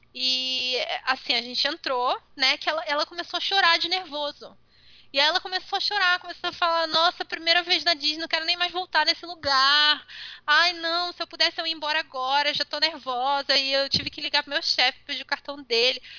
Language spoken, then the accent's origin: Portuguese; Brazil